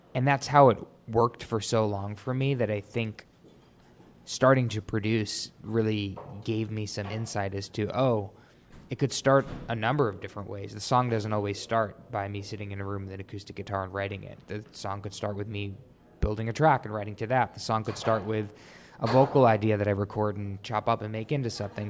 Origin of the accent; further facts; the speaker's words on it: New York, United States; I grew up in New York, really musical family